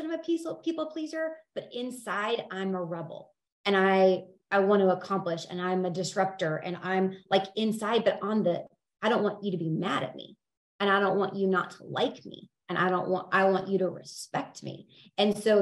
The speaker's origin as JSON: {"language": "English", "town": "Independence", "region": "Missouri", "country": "United States", "said": "I am from Independence, Missouri"}